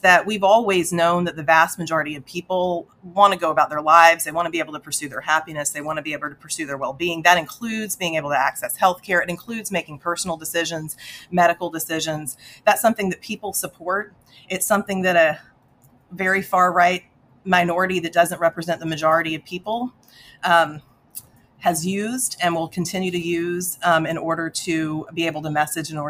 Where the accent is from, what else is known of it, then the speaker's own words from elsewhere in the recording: Central Texas, United States; a kid that grew up in the middle of Central Texas